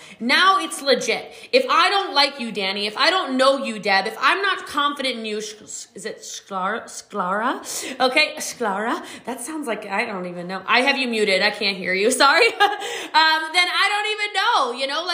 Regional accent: Middletown, Maryland, United States; moved away as an adult; now in Texas, United States; I was just a little too much for a small country town in Middletown, Maryland.

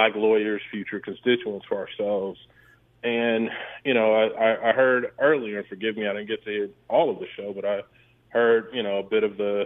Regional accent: Gary, Indiana, United States; moved away; I grew up in Gary, Indiana

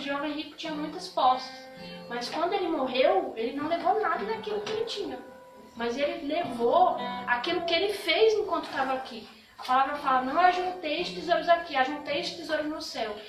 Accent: Brazil; eu sou brasileira

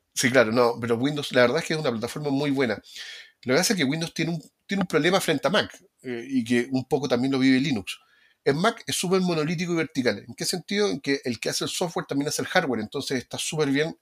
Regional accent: Valparaíso, Chile; yo soy de Valparaíso

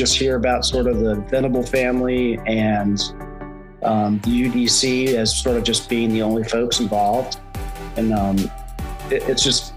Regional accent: outside of Philadelphia, Pennsylvania, United States; moved away; I grew up outside of Philadelphia

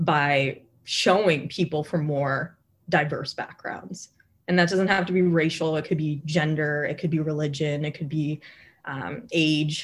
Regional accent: Connecticut, United States; growing up in Connecticut, representation and having a community from my same background is not something I really had

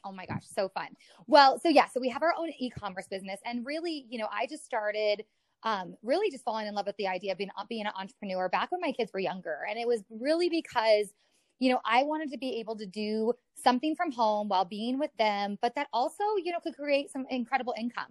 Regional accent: Colorado, United States; also born or lived in Mississippi / San Diego / Omaha; I've been here since I was like seven years, six years old

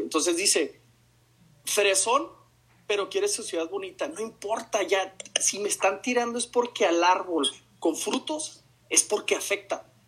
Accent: Mexico; moved away as an adult; also born or lived in Austria; nosotros somos como mexicanos

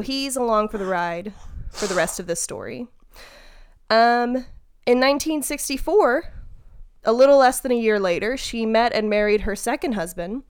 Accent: Mississippi, United States; You and I grew up in Mississippi

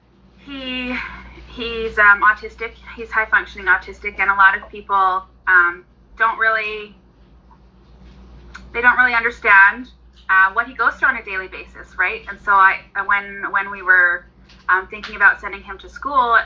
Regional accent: Southern Alberta, Canada; I am from Southern Alberta. I live in Medicine Hat

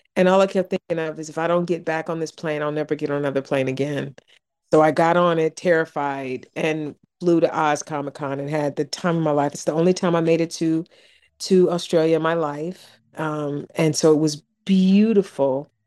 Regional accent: East Cleveland, Ohio, United States; moved away; I grew up in East Cleveland in Warrensville

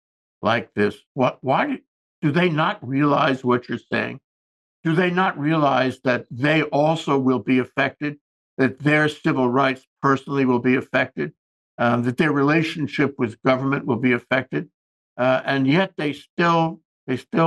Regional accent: Hawaii, United States; As we say in Hawaii

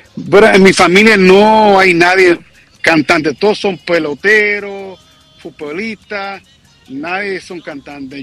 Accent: New York, United States; soy puertorriqueño, padre es puertorriqueño, pero vivo en Nueva York. Soy nacido en Nueva York.

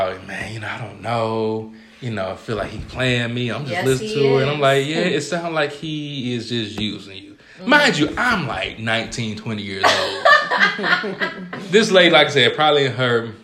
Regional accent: Georgia, United States; moved away as an adult; now in Ohio, United States; I'm from Georgia

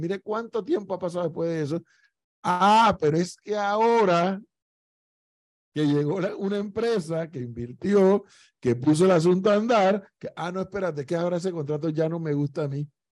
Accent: Panama; yo soy panameño igual

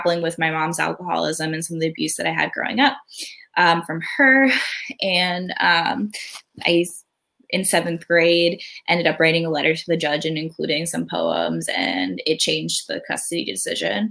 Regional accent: outside of Philadelphia, Pennsylvania, United States; also born or lived in Myrtle Beach, South Carolina; we grew up outside of Philadelphia

